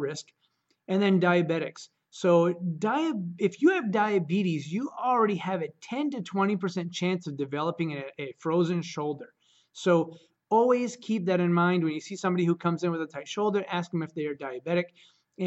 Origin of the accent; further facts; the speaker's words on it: Caribou, Maine, United States; I'm from Caribou, Maine